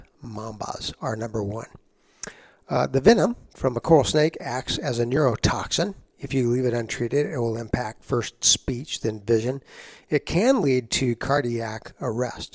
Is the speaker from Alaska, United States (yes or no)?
no; San Antonio, Texas, United States; I grew up in San Antonio, Texas